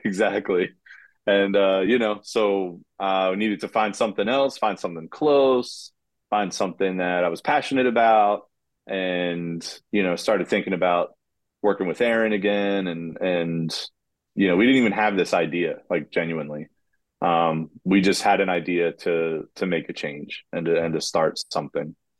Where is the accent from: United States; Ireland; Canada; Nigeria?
United States; Kennett Square, Pennsylvania; I'm from Kennett Square originally